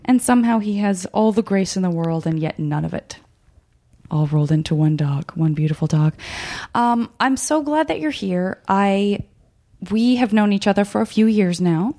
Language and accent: English; Arizona, United States; I'm from Arizona.